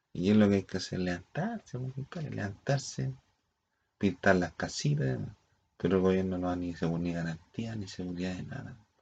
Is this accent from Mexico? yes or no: no; Chile; nosotros como somos chilenos